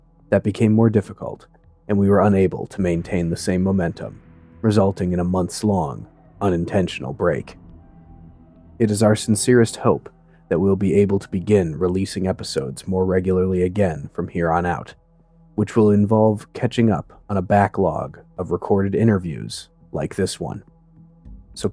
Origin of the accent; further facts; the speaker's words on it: Fox Valley, Wisconsin, United States; now in New England, United States; I'm a Wisconsin boy, too. I mean, right now I'm calling you from New England, but I spent the majority of my life in the Fox Valley.